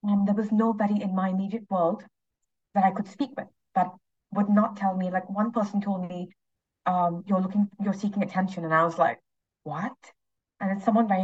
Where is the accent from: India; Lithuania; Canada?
India; moved away; I'm originally Indian.